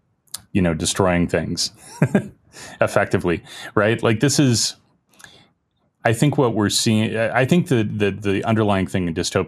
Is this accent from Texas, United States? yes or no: no; Indiana, United States; I'm from Indiana